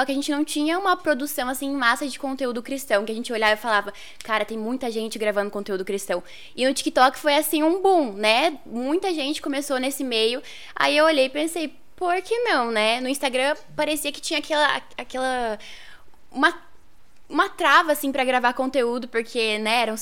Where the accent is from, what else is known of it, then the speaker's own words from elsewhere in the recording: Apucarana, Paraná, Brazil; also born or lived in Goioerê / Londrina; now in Ponta Grossa, Brazil; aqui em Ponta Grossa, acho que desde 2014, mas vim de várias outras cidades aí do norte do Paraná, né? Eu nasci em Apucarana, morei acho que até meus oito anos lá, daí comecei a mudar, fui pra Goiurê, Londrina, morei em Paranavaí, agora tô aqui.